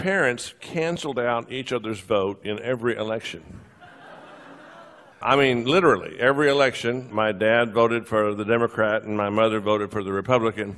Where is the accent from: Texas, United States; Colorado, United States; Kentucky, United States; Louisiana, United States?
Texas, United States; now in Charlotte, United States; I am a sixth-generation Texan